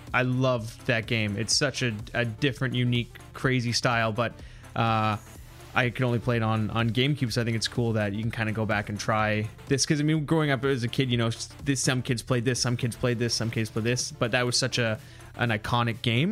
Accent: Vancouver, British Columbia, Canada; we're from Vancouver

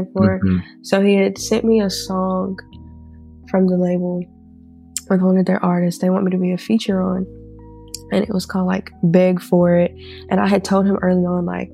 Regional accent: Mississippi, United States; I'm from Mississippi

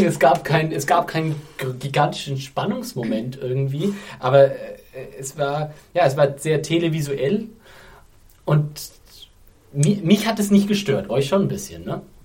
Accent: Germany; bei uns in Deutschland

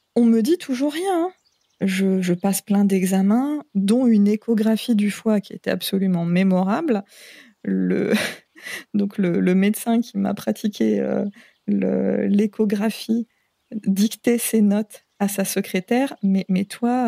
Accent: Picardy, Hauts-de-France, France; moved away as an adult; also born or lived in Seine-Saint-Denis; now in French Polynesia; je suis née en Picardie, mais je ne suis pas restée très très longtemps. On a rapidement, enfin, mes parents ont rapidement déménagé en région parisienne. On est retourné euh, pour toute la période du collège en Picardie. Et au lycée, en milieu d'année, en cours d'année de seconde, on est retourné en région

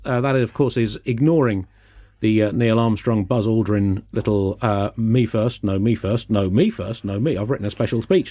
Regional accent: United Kingdom; as a British person

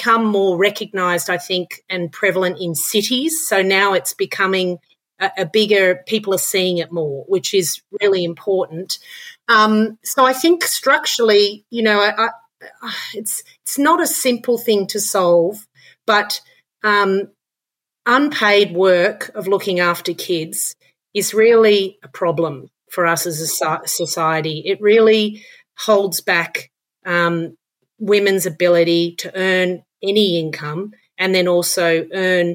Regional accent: Australia; also born or lived in Dublin, Ireland; I came from Australia

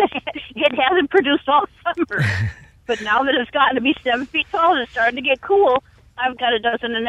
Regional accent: Wisconsin, United States; now in Gulf Coast, United States; I'm originally from Wisconsin.

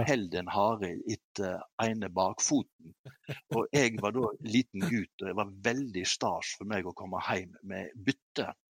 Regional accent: Kvam, Vestland, Norway; hjemme i Kvam, Hardanger

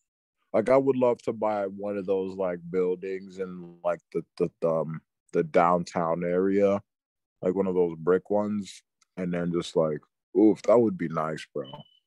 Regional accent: Queens, New York, United States; Like, you remember growing up in Queens.

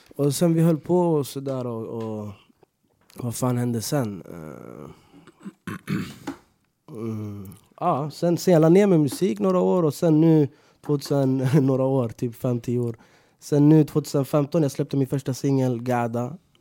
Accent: Stockholm, Stockholm County, Sweden; jag är från Rinkeby

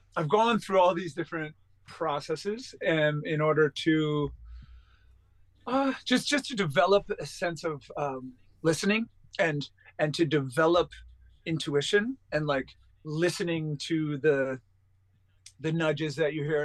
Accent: East Quogue, New York, United States; I was born at home in East Quogue uh, in a small farmhouse

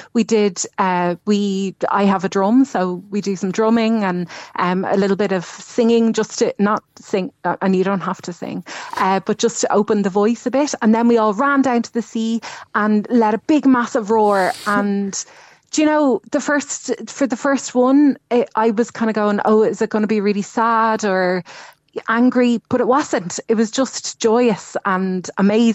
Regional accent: Dublin, Leinster, Ireland; moved away as an adult; now in Cork, Ireland; I'm from Dublin. And when I moved down here

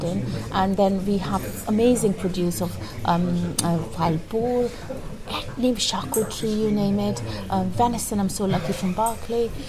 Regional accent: India; now in Bristol, United Kingdom; As for us in India

